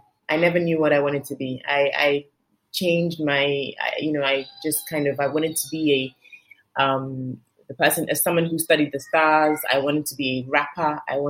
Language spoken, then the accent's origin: English; London, United Kingdom; now in Lagos, Nigeria; I was born in London. I lived in London till I was 5. I moved to Lagos till I was 12. I moved back to London till I was 27. And then I moved back to Lagos to live.